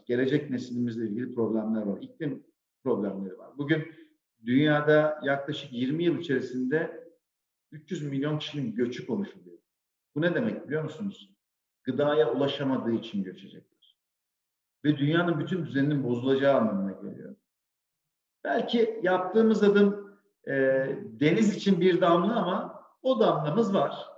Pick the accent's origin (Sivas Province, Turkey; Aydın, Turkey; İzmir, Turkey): Sivas Province, Turkey; Sivas; moved away as an adult; now in Istanbul, Turkey; ben 1980 Sivas doğumluyum. Ee, ilk orta ve lise öğrenimi Sivas'ta gerçekleştirdim. Daha sonra üniversiteyle birlikte e, İstanbul'a geldim.